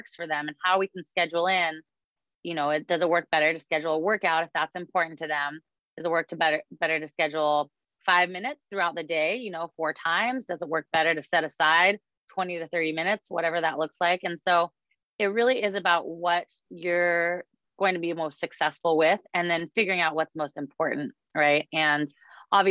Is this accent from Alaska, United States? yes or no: yes; Alaska, United States; now in Seattle, United States; I was born and raised in Alaska